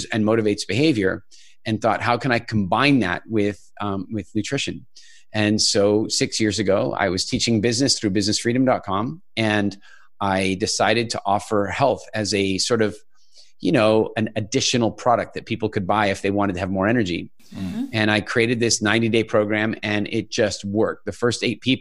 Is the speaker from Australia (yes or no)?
no; Canada; also born or lived in South Africa / United Kingdom / Ireland / England; now in Dominican Republic; I'm actually originally from South Africa and more or less grew up in Canada